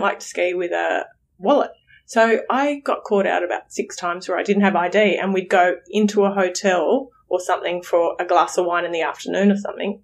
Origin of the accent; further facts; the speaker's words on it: Australia; We're from Australia